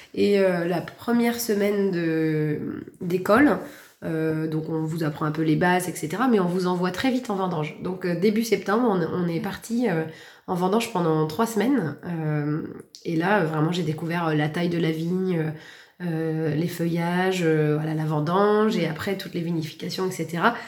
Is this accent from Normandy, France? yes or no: yes; Valognes, Normandy, France; moved away as an adult; also born or lived in Paris / London; je suis originaire du Cotentin, née à Valognes, partie pendant plus de 10 ans à l'étranger comme sommelière dans les restaurants et puis je suis revenue